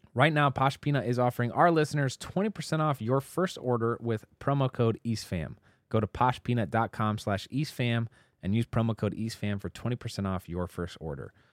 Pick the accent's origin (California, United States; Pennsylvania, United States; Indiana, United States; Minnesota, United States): Indiana, United States; Indianapolis; I grew up in Indianapolis